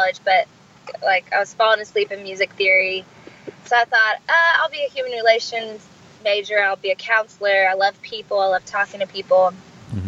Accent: Arkansas, United States; I'm from Arkansas, born and raised, big family, very close-knit

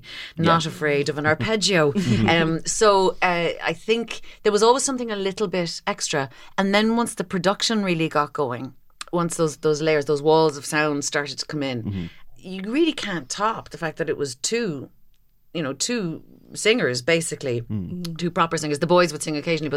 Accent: Kinsale, Munster, Ireland; I grew up just outside Kinsale.

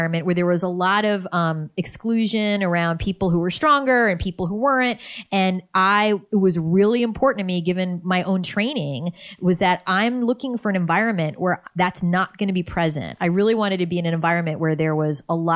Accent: New York, United States; moved away as an adult; also born or lived in Boston / Los Angeles; I was a cynical New Yorker

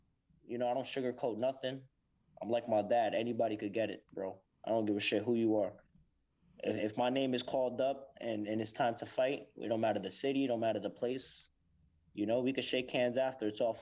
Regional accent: Santa Rosa, California, United States; also born or lived in Mexico / Hayward; now in Los Angeles, United States; I'm from like Santa Rosa, San Francisco area. It's probably like an hour north.

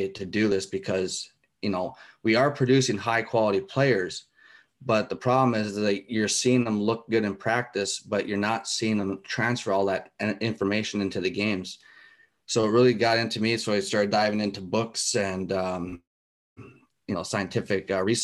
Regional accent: United States; moved away as an adult; also born or lived in Alaska / Europe; I came from the States. I grew up there

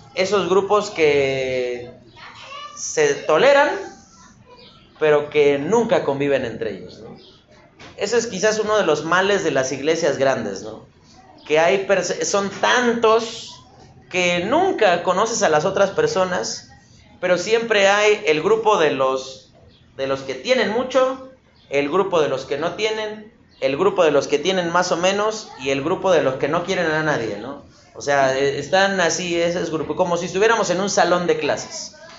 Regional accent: Mexico City, Mexico; como buen chilango

